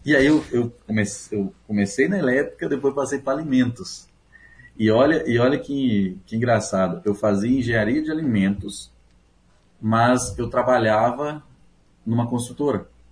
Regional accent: São Miguel do Oeste, Santa Catarina, Brazil; moved away; also born or lived in Paraguay; eu nasci em Santa Catarina, eu sou catarinense

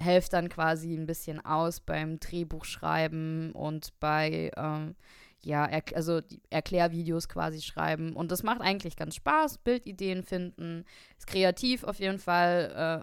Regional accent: Saarbrücken, Saarland, Germany; moved away as an adult; now in Darmstadt, Germany; ich bin auch aus Darmstadt, aber ich bin ursprünglich aus Saarbrücken bin dann wegen äh, des Studiums nach Darmstadt gezogen

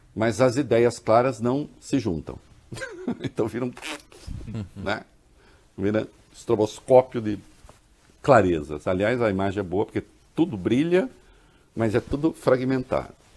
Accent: Brazil; eu sou caipira, eu sou do interior.

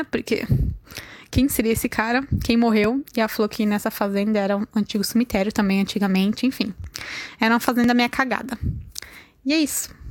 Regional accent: São Paulo, Brazil; now in Australia; Eu sou de São Paulo, capital, mas hoje eu moro na Austrália.

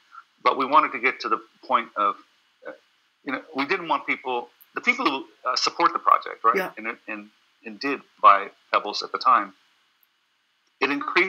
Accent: California, United States; You know, I come from Silicon Valley.

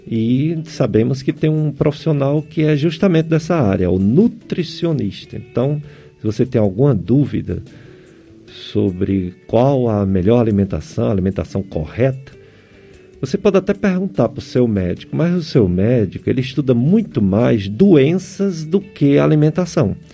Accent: Juazeiro do Norte, Ceará, Brazil; now in Bebedouro, Brazil; Sou de Juazeiro do Norte, mas estou há dois anos morando em Bebedouro, São Paulo, desde 2002.

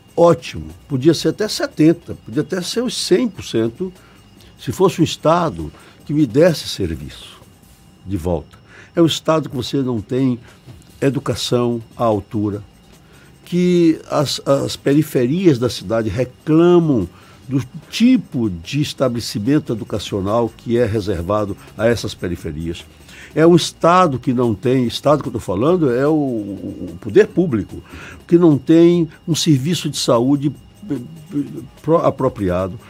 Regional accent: Bahia, Brazil

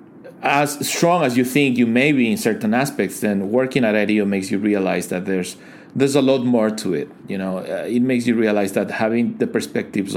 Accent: Ecuador; moved away as an adult; now in China; I am originally from Ecuador. I came to China in 2010 for 2 months. And here I am 10 years later, still here

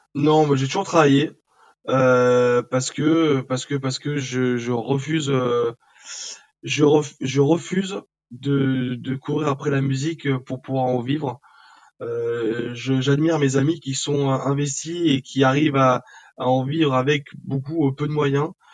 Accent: southern France, France; moved away as an adult; now in Paris, France; on vient du sud de la France, on est monté sur Paris

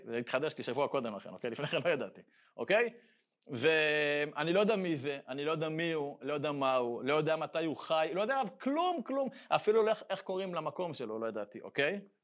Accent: Israel; אני גדלתי בקיבוץ הדתי, בבית ספר של הקיבוץ הדתי

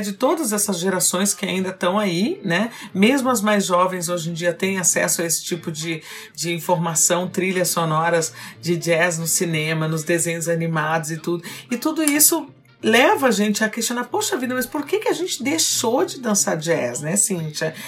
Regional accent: Brazil; nós somos como brasileiros

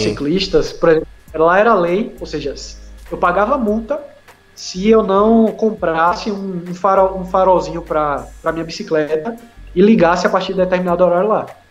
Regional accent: Brazil

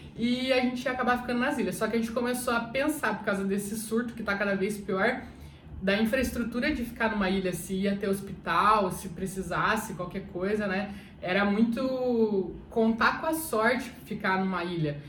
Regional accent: Curitiba, Paraná, Brazil; Eu sou de Curitiba.

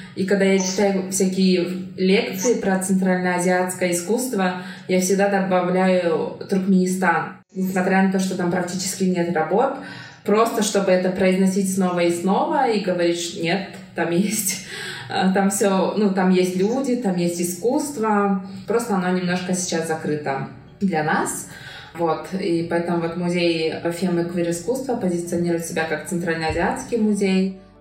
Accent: Kyrgyzstan; first language Kyrgyz; Russian is a second language; я росла в кыргызской семье, и у меня была возможность учить русский язык

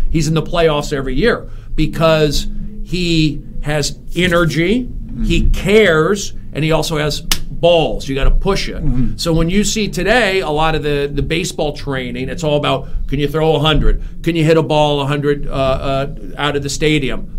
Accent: Los Angeles, California, United States; also born or lived in Arizona; my friend who I grew up with in the San Fernando Valley

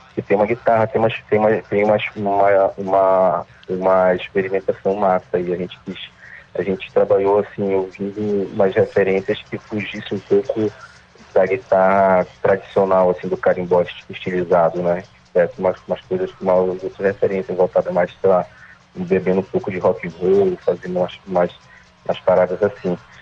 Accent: Belém, Pará, Brazil; also born or lived in Outeiro, Belém; A gente nasceu em Coraci e, e, e mora em Caratateu há, há bastante tempo

